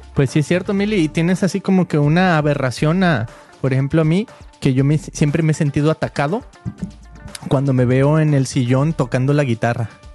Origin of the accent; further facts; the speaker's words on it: Mexico; now in United States; cuando nosotros crecimos en México